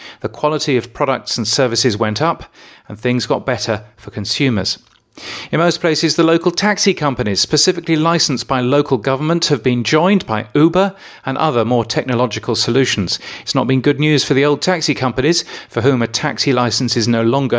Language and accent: English; Brisbane, Queensland, Australia; Or in my hometown of Brisbane, we really don't want the DAB from Brisbane coming into our market